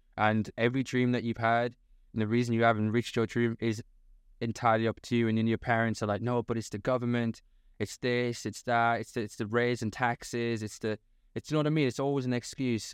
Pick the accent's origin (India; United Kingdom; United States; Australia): United Kingdom; the north of England; moved away; also born or lived in London; I'm from the North